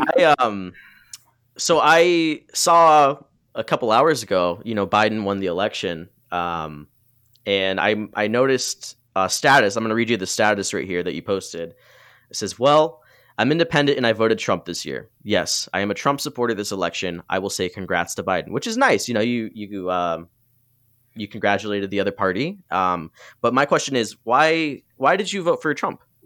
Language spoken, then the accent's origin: English; Muskegon, Michigan, United States; growing up in Muskegon, there's a lot of racism there